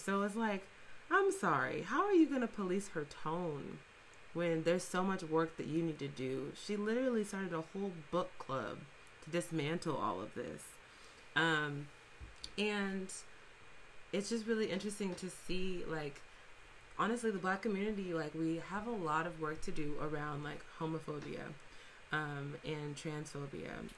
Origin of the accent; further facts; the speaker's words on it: Fresno, California, United States; we're both from Fresno, um, we're both from the Central Valley